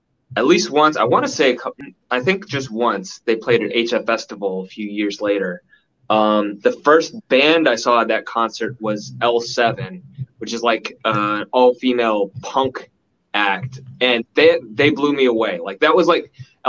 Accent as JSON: {"language": "English", "region": "Maryland", "country": "United States", "tie": "born or raised there", "also_born_or_lived": "Washington, D.C. area", "said": "I grew up in Maryland, but lived in the vicinity of DC for my whole life."}